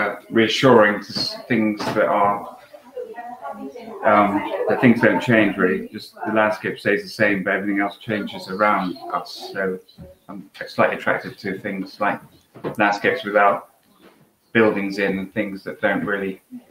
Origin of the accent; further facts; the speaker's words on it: Ticehurst, South East England, United Kingdom; I grew up in Ticehurst and I've stayed in Ticehurst.